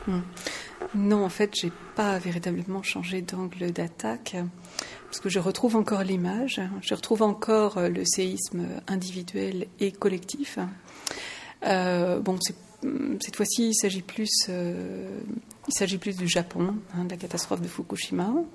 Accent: France; now in Luxembourg; je suis française, je suis résidente au Luxembourg

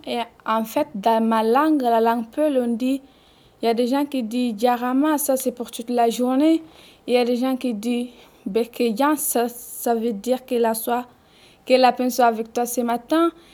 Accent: Guinea; first language Fula; French is a second language; now in France; je suis guinéenne, je parle la langue peul et j'entends petit peu l'arabe

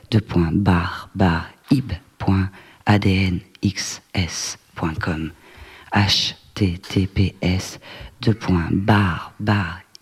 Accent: Bordeaux, Nouvelle-Aquitaine, France; accent: Bordeaux; C'est mon accent bordelais.

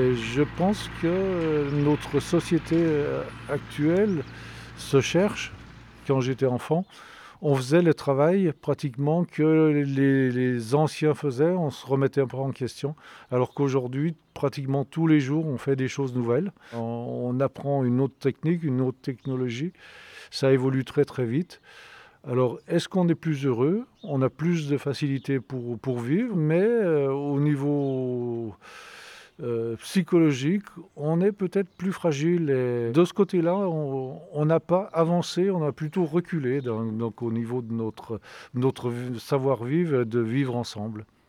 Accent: Saint-Pierre-d'Albigny, Auvergne-Rhône-Alpes, France; also born or lived in Fréterive; je suis né à Saint-Pierre-d'Albigny, j'habite Frétrive

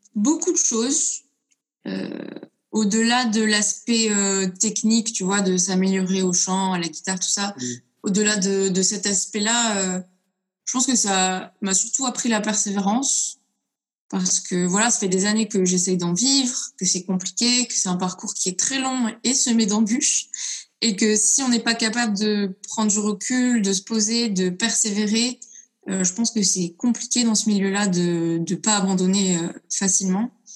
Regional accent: Lyon, Auvergne-Rhône-Alpes, France; je viens de Lyon

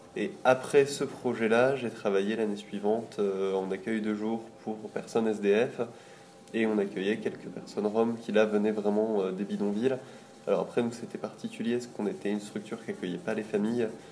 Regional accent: Lille, Hauts-de-France, France; je viens de Lille

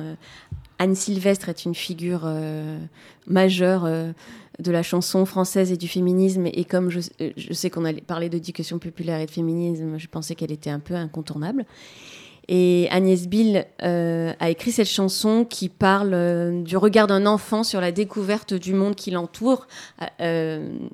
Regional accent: Brazil; French is a second language; D'où ma rencontre, euh, parce que je suis brésilienne, avec le théâtre de l'opprimé.

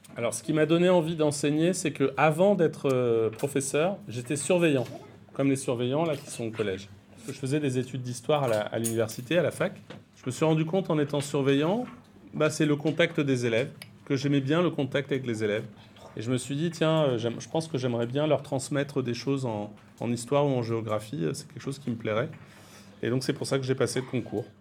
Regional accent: Brittany, France; moved away as an adult; also born or lived in Tourcoing / Paris / Normandy; now in Maré, New Caledonia; J'étais en Bretagne, qui est ma région d'origine

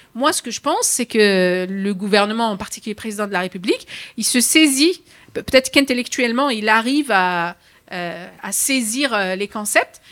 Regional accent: France

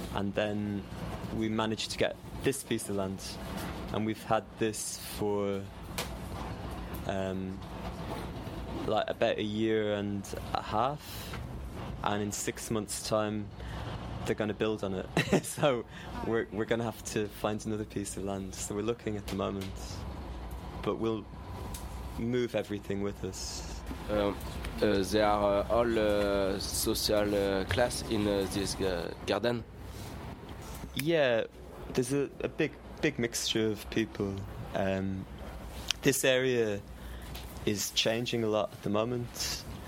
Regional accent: Ireland; now in London, United Kingdom; I'm from Ireland, and I'm used to. I was used to growing food and gardening

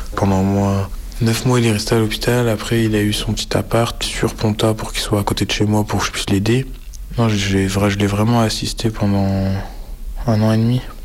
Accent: Brest, Brittany, France; je vis à Brest euh, depuis que je suis né

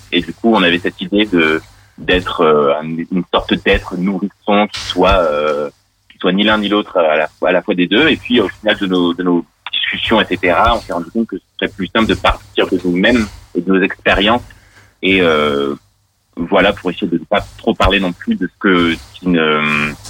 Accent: Grenoble, Auvergne-Rhône-Alpes, France; now in Lyon, France; je viens aussi de Grenoble. On vient tous les deux des mêmes villes.

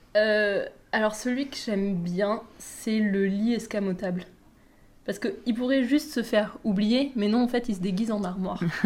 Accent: southern France, France; je viens du sud de la France

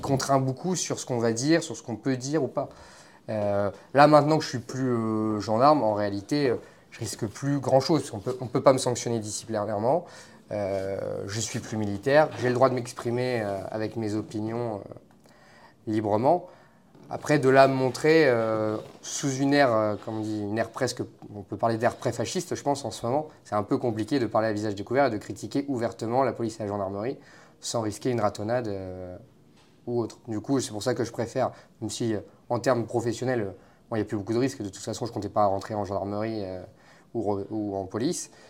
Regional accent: the North, France; accent: Nord; moved away; also born or lived in Paris region; Plus j'ai un accent du Nord

